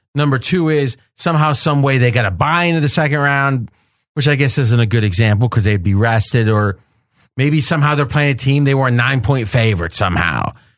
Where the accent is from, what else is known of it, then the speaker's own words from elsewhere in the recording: Ohio, United States; I grew up in Ohio, but Wheeling was right across the river